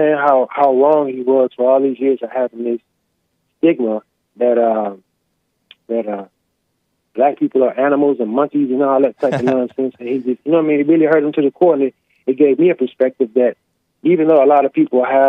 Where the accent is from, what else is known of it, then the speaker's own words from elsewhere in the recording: Texas, United States; also born or lived in Minnesota; I'm from Texas. I was raised in Texas, but I lived a few years in Minnesota for a while